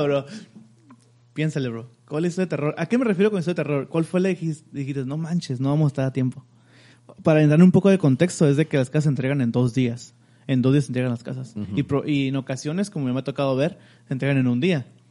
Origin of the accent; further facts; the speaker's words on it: Mexico; somos mexicanos